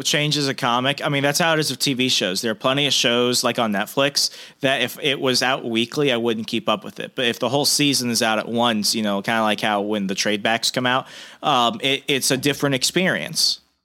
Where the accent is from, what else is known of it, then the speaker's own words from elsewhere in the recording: the American South, United States; I'm a Southerner